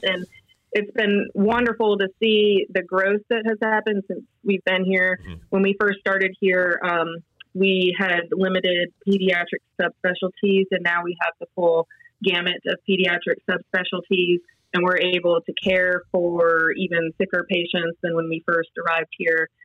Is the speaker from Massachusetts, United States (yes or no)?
yes; Western Massachusetts, United States; moved away as an adult; also born or lived in Columbia, South Carolina / Pittsburgh / Rochester, New York; now in Charlotte, United States; I'm originally from Western Massachusetts